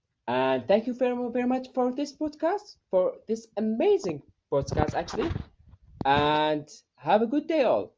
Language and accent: English; Syria; English is a second language; now in Saudi Arabia; I'm from Syria, but I live in Saudi Arabia now.